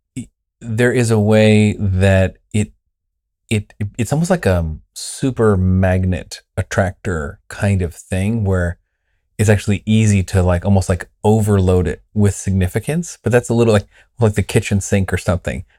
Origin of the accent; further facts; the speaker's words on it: Southern California, United States; I was raised in Southern California in a Pentecostal church